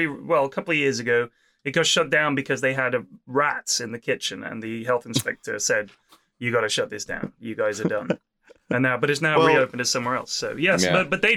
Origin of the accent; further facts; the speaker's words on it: Vancouver, British Columbia, Canada; also born or lived in Ottawa; I'm originally from Vancouver, but spent the last few years in Ottawa going to university there.